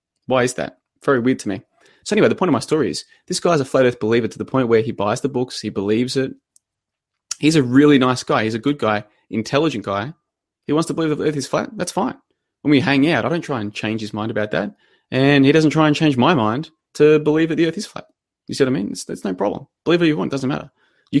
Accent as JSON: {"language": "English", "town": "Melbourne", "region": "Victoria", "country": "Australia", "also_born_or_lived": "Brisbane", "said": "I'm originally from Melbourne, and then I went to Brisbane for 5 years. I've been back in Melbourne for a couple of months now."}